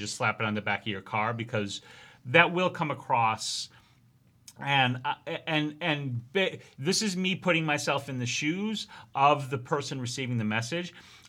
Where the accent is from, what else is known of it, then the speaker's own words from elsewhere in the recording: New York, United States; born there; I was born in New York and I still drive like it.